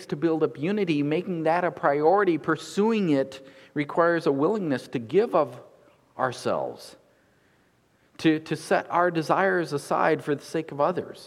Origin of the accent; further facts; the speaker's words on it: United States; growing up in America